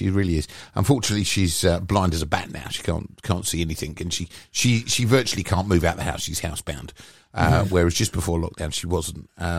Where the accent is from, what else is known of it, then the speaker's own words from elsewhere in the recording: United Kingdom; No, we're British.